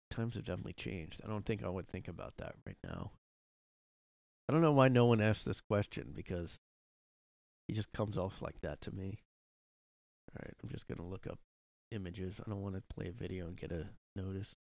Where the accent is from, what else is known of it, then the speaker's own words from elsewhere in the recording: Boston, Massachusetts, United States; Because growing up in Boston, that's how people talked, you know.